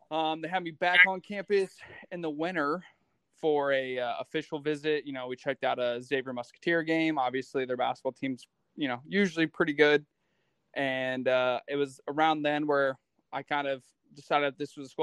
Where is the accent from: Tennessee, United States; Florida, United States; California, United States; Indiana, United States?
Indiana, United States; Fremont; I'm originally from Fremont, Indiana. That's where I grew up